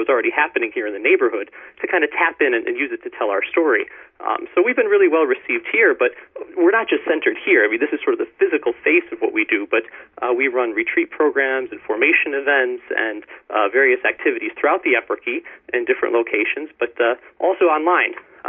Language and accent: English; Pennsylvania, United States; now in Cleveland, United States; And I was not from Cleveland myself originally. I came from Pennsylvania, and when I moved here to Cleveland, I was hearing all about this neighborhood.